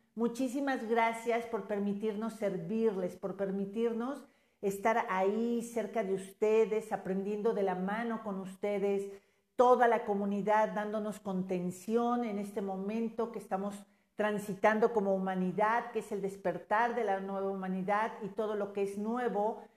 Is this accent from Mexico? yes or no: yes; Mexico; como mexicas, como mexicanos